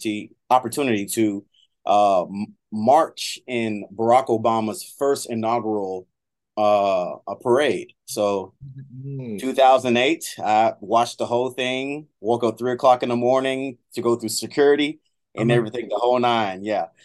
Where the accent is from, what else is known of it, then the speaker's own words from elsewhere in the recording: Miami, Florida, United States; also born or lived in Tallahassee, Florida / Lakeland, Florida; I was born and raised in Miami, Florida.